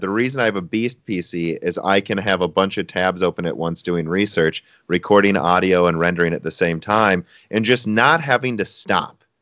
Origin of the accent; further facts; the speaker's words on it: United States; I'm American